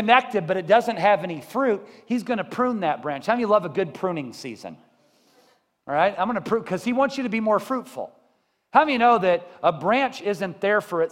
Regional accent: Columbia, United States; I grew up in Columbia.

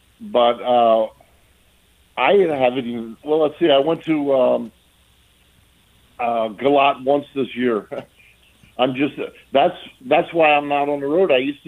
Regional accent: Vincentown, New Jersey, United States; now in Delaware, United States; I'm originally from Jersey, but I'm a transplant from Delaware.

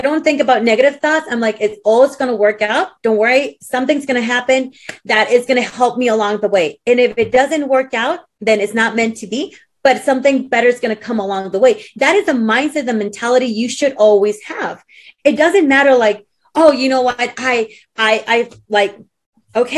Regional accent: Puerto Rico; moved away; also born or lived in Texas / Peru; I was raised in Puerto Rico and I was raised in Peru. So I'm half Peruvian, half Puerto Rican.

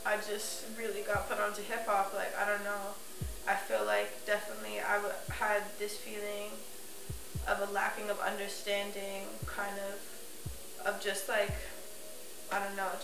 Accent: New York City, New York, United States; also born or lived in East Harlem; I grew up in Chelsea

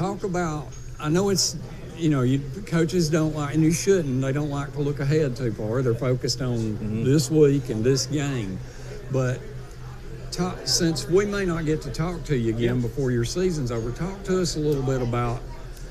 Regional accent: Sand Mountain, Alabama, United States; I'm from Sand Mountain. I grew up out there

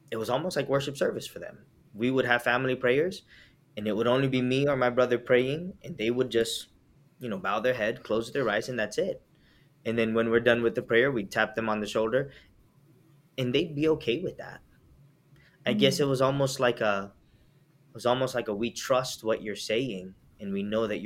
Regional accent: Milledgeville, Georgia, United States; We grew up in Milledgeville, Georgia.

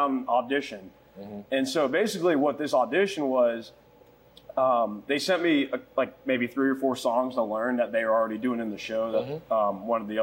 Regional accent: Raleigh, North Carolina, United States; moved away as an adult; now in Myrtle Beach, United States; I'm from Raleigh, North Carolina, born and raised

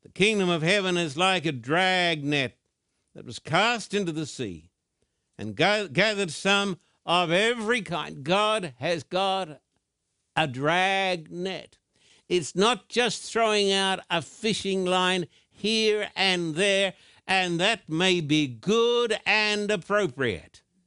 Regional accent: Australia; I'm an Australian with American citizenship, too

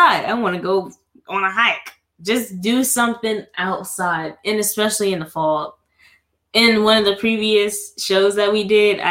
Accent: the South, United States; we're from the South. We're in the South

